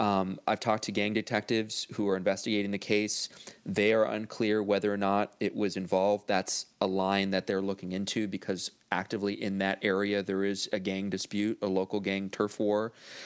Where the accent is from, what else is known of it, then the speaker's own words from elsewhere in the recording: Los Angeles, California, United States; I grew up in Northeast LA, and there's parts of Los Angeles where you hear notoriously cops don't go in.